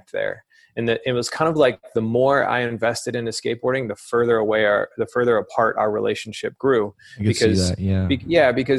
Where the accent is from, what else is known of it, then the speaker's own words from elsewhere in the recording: Alabama, United States; moved away; also born or lived in Florida; growing up in Alabama, I discovered skateboarding around 11, 12 years old.